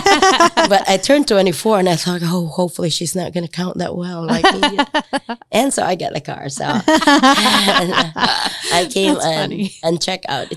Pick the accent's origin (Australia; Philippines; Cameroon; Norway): Philippines; southern Philippines; moved away as an adult; also born or lived in Huntington, Indiana; now in Marion, United States; I was raised Methodist in the Philippines